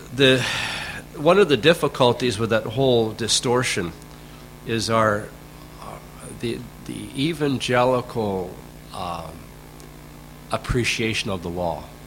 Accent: Canada; back when I grew up in Canada, in my generation

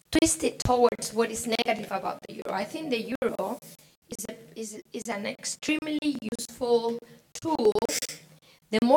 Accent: Spain; I come from Spain.

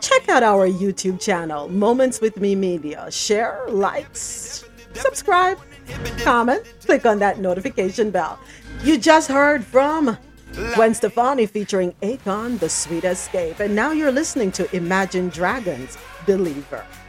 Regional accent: Jamaica; I'm Jamaican

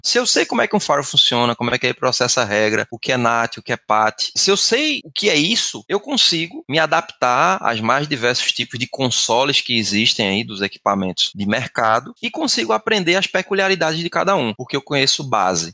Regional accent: Recife, Pernambuco, Brazil; eu sou de Recife, Pernambuco

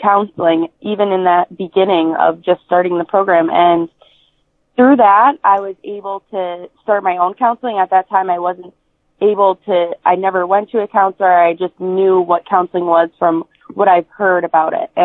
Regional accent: Scranton, Pennsylvania, United States; my hometown of Scranton, PA

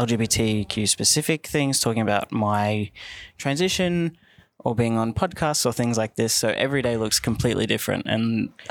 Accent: Werribee, Victoria, Australia; I'm from Werribee.

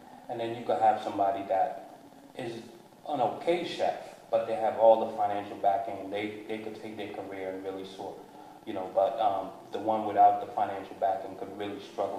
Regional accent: New Jersey, United States; I grew up in New Jersey, Hyde Park. My parents, we moved a lot. Mm-hmm. So, you know, I grew up in the hooded areas, and then I also grew up in the suburbs.

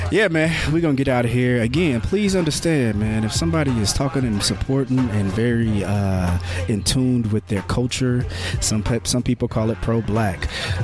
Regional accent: Marion, Indiana, United States; You know where I'm from. I'm coming from Marion.

